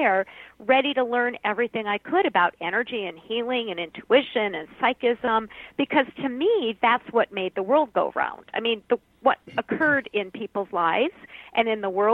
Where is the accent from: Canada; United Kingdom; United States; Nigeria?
United States; Minnesota; I'm from Minnesota, but we're all Norwegians here